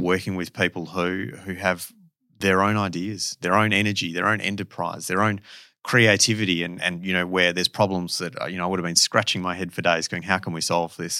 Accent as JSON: {"language": "English", "town": "Perth", "region": "Western Australia", "country": "Australia", "tie": "born or raised there", "moved": "as an adult", "said": "I am certainly Perth born and bred"}